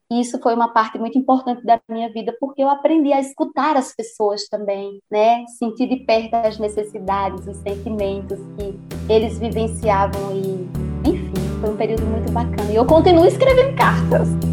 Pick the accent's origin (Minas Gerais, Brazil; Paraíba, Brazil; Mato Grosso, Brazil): Paraíba, Brazil; Patos; moved away; Eu morava em Patos, na Paraíba, lembrando, né, que eu nasci em Patos, mas eu vivia numa comunidade rural chamada Sítio Trincheiras